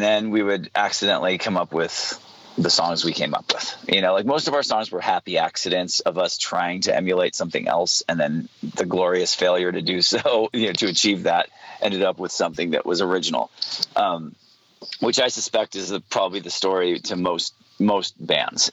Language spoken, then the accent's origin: English; Santa Barbara, California, United States; my hometown in santa barbara